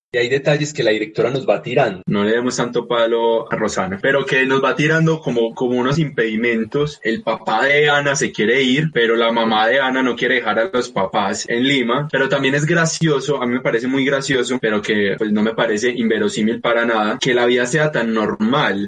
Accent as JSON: {"language": "Spanish", "country": "Colombia", "also_born_or_lived": "Medellín", "said": "nos vemos identificados nosotros como colombianos"}